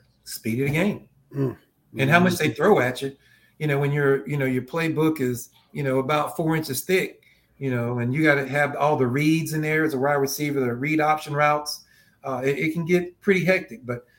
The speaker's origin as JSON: {"language": "English", "town": "Spindale", "region": "North Carolina", "country": "United States", "tie": "born or raised there", "said": "But that was a good life, man, growing up in a small town like that."}